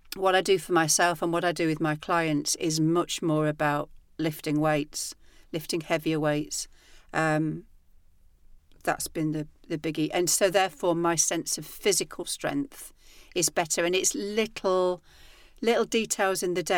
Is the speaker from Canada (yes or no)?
no; the north of England, United Kingdom; accent: northern; my accent. And I wanted it to be something that sounded comically northern